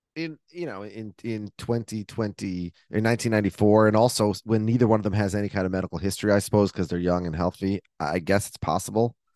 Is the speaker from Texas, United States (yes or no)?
no; Minnesota, United States; in my house growing up in Minnesota